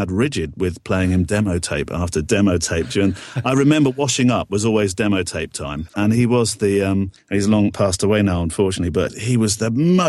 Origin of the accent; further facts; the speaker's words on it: United Kingdom; Radio Hartford, which was my hometown.